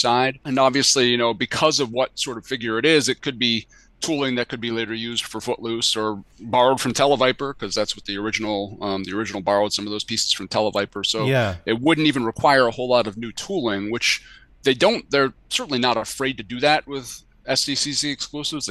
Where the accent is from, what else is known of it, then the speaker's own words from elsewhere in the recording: Hanover, New Hampshire, United States; Dartmouth College, which is literally my hometown